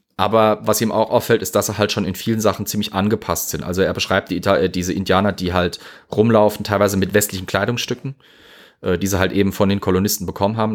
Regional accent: Zweibrücken, Rhineland-Palatinate, Germany; meine Heimatstadt hat immer noch eine Städtepartnerschaft mit Yorktown

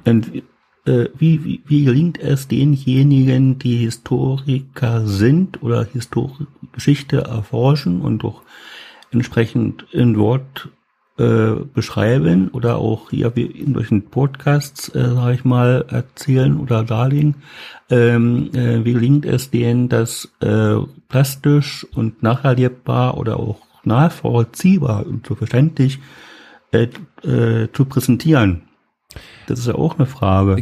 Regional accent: East Germany, Germany; also born or lived in Lusatia, Brandenburg; Ich komme aus dem Osten, ich wohne jetzt

